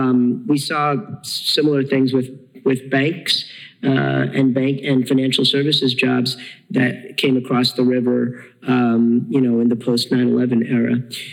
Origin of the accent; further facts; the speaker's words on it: Jersey City, New Jersey, United States; I represent Hudson County, so I'm from Jersey City. Jersey City and Hoboken are in my district.